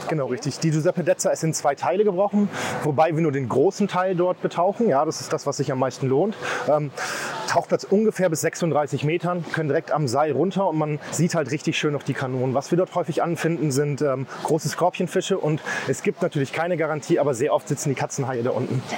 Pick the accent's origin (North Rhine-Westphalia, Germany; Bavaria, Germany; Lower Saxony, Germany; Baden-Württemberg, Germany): Lower Saxony, Germany; Osnabrück; now in Rovinj, Croatia; ich bin 34 Jahre alt, ich komme aus Osnabrück